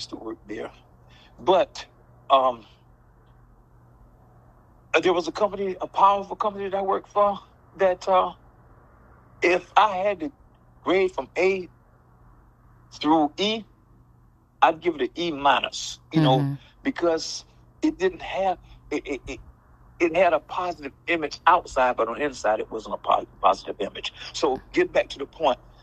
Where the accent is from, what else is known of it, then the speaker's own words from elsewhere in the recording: New Bern, North Carolina, United States; I grew up marching home in New Bern, North Carolina